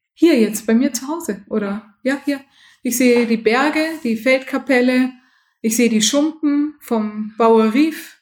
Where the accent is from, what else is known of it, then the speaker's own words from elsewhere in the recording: Munich, Bavaria, Germany; moved away as an adult; now in Bad Wörishofen, Germany; Ich bin ja in München aufgewachsen